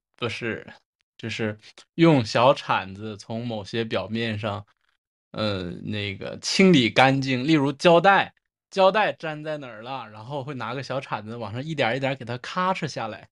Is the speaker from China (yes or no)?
yes; Northeast China, China; accent: Northeastern Mandarin; 我们方言对蜻蜓的称呼